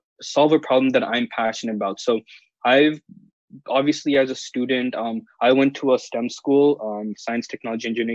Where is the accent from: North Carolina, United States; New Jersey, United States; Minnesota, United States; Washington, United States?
Washington, United States; Seattle; I'm from Seattle, and I'm currently in Seattle right now because I'm doing remote learning